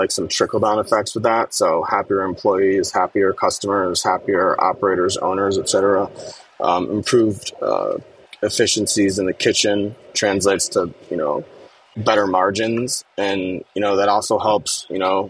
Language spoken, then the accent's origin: English; Connecticut, United States; I grew up in Connecticut and I knew all the neighborhoods in New York